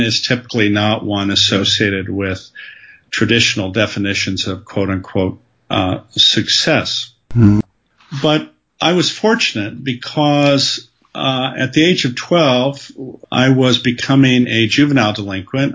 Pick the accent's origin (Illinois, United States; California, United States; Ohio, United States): California, United States; Southern; My background is that I grew up in Southern California